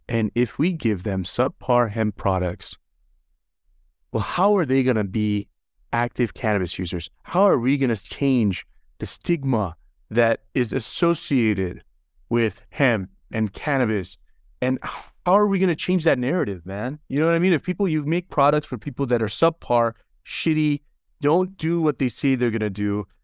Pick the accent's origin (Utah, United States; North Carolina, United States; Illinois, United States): Utah, United States; also born or lived in Los Angeles; we moved from Los Angeles to Utah, where my dad had some family, and, and so I actually grew up here